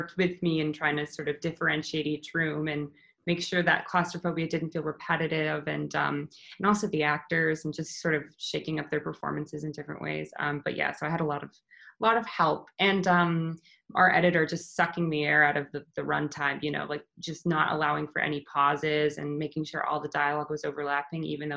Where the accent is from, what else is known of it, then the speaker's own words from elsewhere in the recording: Canada; I'm Canadian